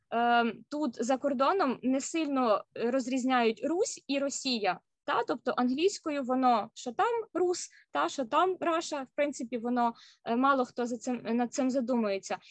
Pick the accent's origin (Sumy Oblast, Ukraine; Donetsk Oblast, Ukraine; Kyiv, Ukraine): Kyiv, Ukraine; moved away as an adult; now in Seattle, United States; я сама родом з Києва